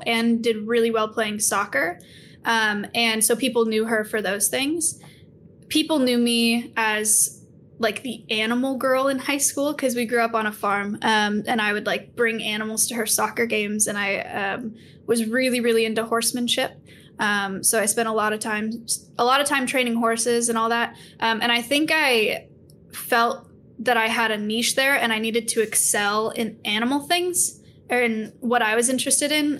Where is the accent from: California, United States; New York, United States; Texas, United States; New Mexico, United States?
California, United States; Silicon Valley; So I grew up in the Silicon Valley, which is a very productive, very high achieving location for schools